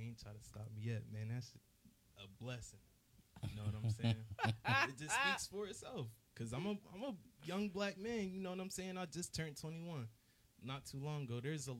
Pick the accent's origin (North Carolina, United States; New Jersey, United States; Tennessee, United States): New Jersey, United States; Willingboro; Like I said earlier, I'm from Willingboro, though. So I say, honestly, to really keep it 100, I feel like that's like a fake hood.